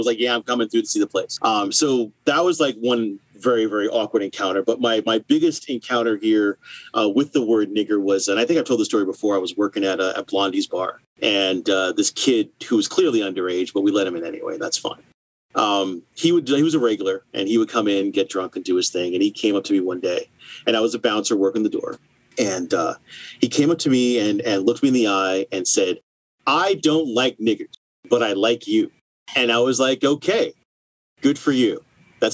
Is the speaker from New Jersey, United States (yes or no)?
yes; New Jersey, United States; I was born in New Jersey and I went to grade school in Jersey.